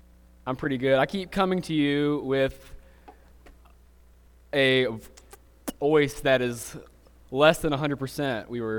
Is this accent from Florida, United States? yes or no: no; Alabama, United States; accent: Southern; I'm from South Alabama, and she's from Atlanta, Georgia. And when we moved to Ohio just 5 years ago, there was a period of time where we got a lot of weird looks about our accents.